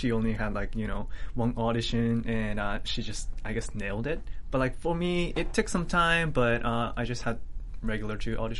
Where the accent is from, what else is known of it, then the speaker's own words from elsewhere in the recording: Japan; English is a second language; moved away as an adult; also born or lived in New Jersey, United States / St. Louis, Missouri, United States; now in United States; I was born in New Jersey, which I don't remember anything, because when I was a baby, my parents went back to Japan, and I spent my whole life in Japan.